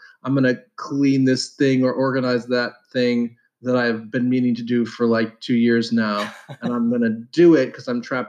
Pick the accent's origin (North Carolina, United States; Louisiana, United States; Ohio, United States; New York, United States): Ohio, United States; Columbus; so I mostly grew up in Columbus, Ohio.